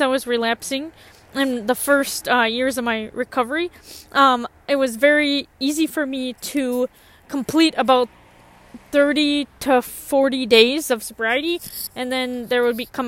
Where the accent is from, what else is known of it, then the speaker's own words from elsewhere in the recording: Columbia Heights, Minnesota, United States; moved away as an adult; now in Bemidji, United States; I grew up in a suburb around Minneapolis. I grew up in Columbia Heights